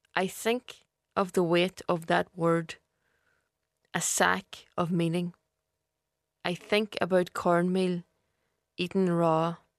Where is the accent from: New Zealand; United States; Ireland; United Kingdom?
Ireland; East Donegal, Ulster; I'm from Donegal. The Lagan region of East Donegal, to be exact about it